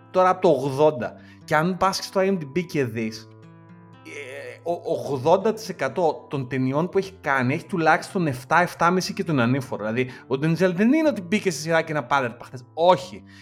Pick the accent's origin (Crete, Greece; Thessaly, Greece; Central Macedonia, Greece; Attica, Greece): Attica, Greece; Chaidari; εγώ είμαι από το Χαϊδάρι.